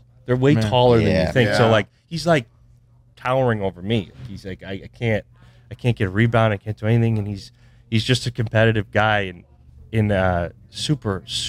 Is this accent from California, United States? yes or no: no; Vermont, United States; We're from Vermont. These are, like, normal, like, really normal people that are, like, they don't come across celebrities.